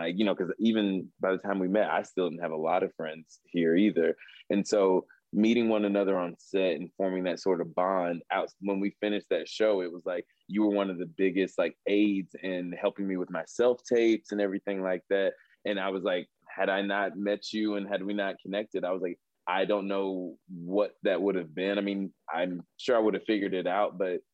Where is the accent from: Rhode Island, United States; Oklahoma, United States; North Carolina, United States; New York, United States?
North Carolina, United States; moved away; I'm from North Carolina